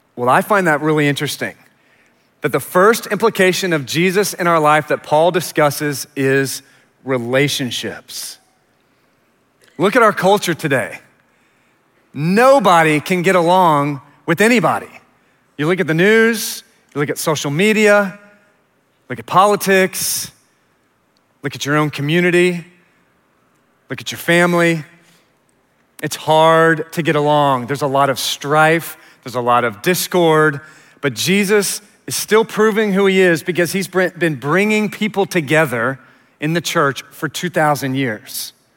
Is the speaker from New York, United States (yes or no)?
no; Richardson, Texas, United States; also born or lived in Houston; we moved to Richardson when I was about four because my Dad had died when I was eight months old, suddenly. And so we moved to Richardson, and I was raised there